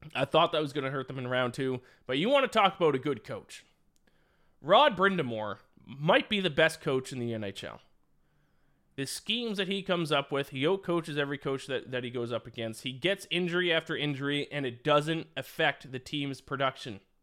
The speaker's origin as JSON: {"language": "English", "country": "Canada", "said": "as a Canadian myself"}